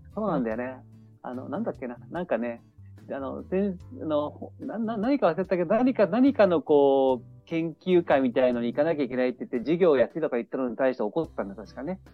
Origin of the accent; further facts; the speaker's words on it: Niigata, Japan; moved away as an adult; also born or lived in Itabashi, Tokyo / Tokyo / Soka, Saitama; now in Saitama, Japan; 東京で生まれて